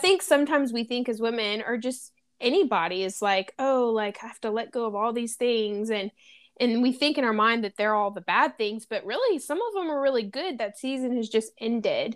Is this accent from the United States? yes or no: yes; Louisiana, United States; now in San Diego, United States; we're both from Louisiana